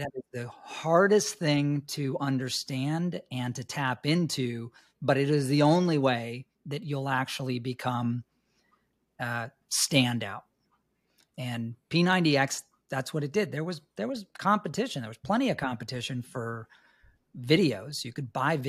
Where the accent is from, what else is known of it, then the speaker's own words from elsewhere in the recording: New York City, New York, United States; moved away; also born or lived in Los Angeles; I was born and raised in New York City